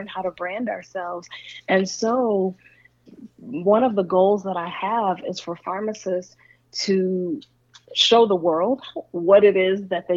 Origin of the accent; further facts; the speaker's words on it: the South, United States; I'm from the South